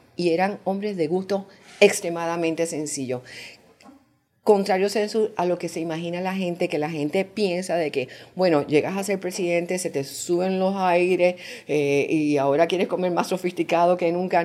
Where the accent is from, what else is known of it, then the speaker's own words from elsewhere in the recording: Puerto Rico; now in Panama; yo soy de Puerto Rico